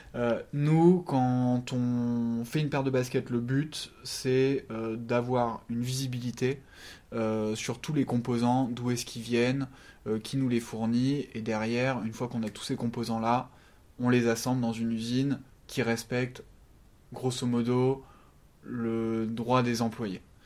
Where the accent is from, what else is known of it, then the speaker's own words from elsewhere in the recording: France; on est français